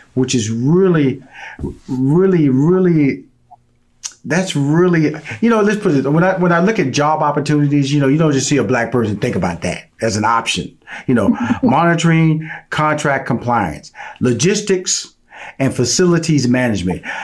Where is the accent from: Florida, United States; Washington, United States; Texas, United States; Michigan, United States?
Texas, United States; Houston; I'm born and raised in Houston, Texas